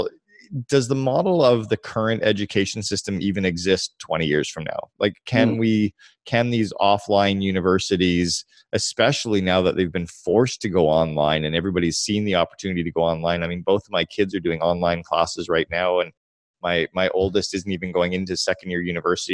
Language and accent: English; Canada; Because I'm Canadian